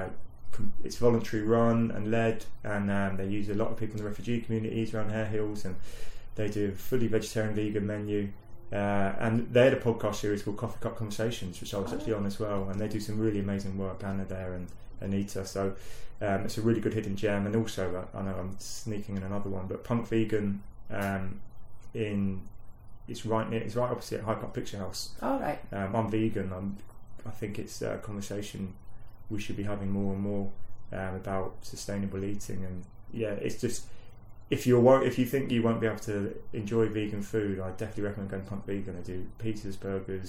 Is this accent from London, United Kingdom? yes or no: yes; London, United Kingdom; now in Leeds, United Kingdom; I grew up in London